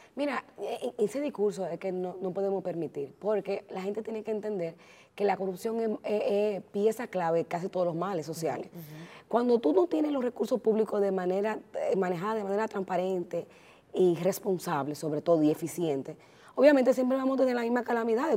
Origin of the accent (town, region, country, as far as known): Dominican Republic